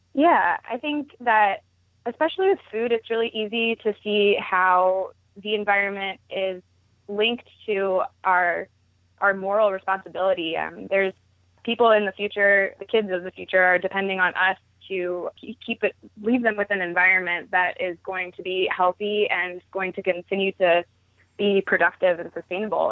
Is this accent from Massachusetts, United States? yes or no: no; Baltimore, Maryland, United States; I started out going to my first farmer's market growing up in Baltimore